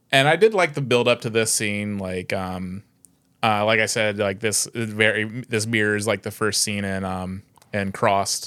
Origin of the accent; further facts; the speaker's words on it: United States; as an American